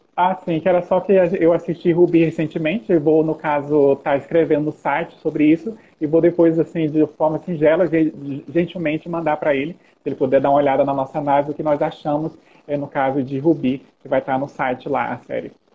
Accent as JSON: {"language": "Portuguese", "country": "Brazil", "said": "Nós somos aqui do Brasil"}